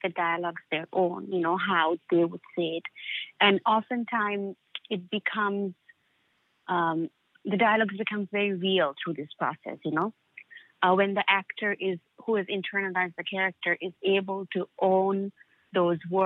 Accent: Dhaka, Dhaka Division, Bangladesh; moved away as an adult; growing up in Dhaka

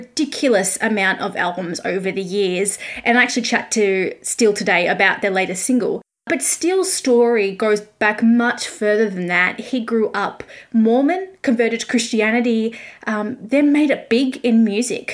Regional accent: Australia; I am an Aussie music journalist, currently grounded in my home country due to COVID

